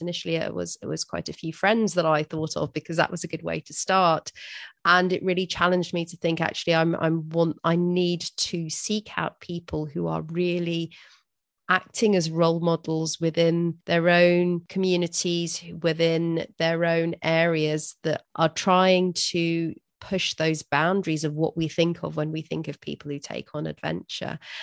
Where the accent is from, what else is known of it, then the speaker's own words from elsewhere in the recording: Durban, KwaZulu-Natal, South Africa; I'm from South Africa myself, from Durban